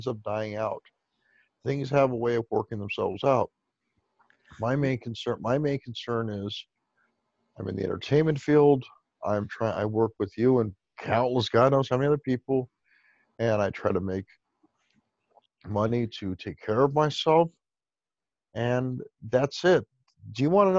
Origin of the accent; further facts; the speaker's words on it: Chula Vista, California, United States; I Grew Up in Chula Vista, which is a town I grew up in.